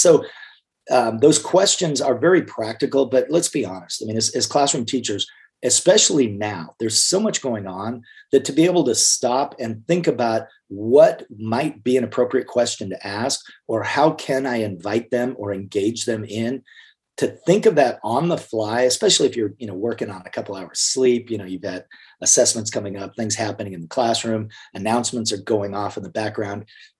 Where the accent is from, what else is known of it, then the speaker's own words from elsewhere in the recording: Clifton, Arizona, United States; I spent time as a young man growing up in Clifton, Arizona, which is a small, mostly Hispanic, mostly mining community.